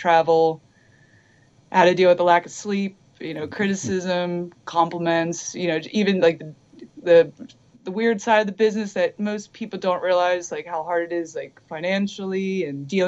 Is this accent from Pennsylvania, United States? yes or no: yes; Philadelphia, Pennsylvania, United States; moved away as an adult; now in Los Angeles, United States; I'm from Philly, and literally the music scene, it just didn't exist, you know. And when I was growing up, I was into like the thrash scene that was trying to stay together in Philly.